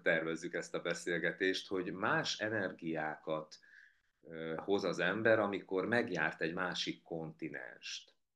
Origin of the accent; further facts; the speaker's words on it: Hungary; also born or lived in Biharnagybajom; now in Budapest, Hungary; azt a közeget, amiben én nevelkedtem, miközben én nem is tudom, hogy hány év élek már Budapesten, már jóval régebb óta